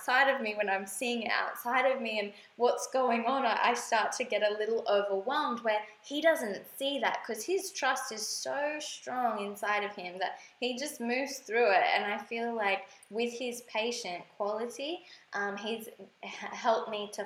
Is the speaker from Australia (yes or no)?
yes; Australia; moved away as an adult; now in Bali, Indonesia; we are from Australia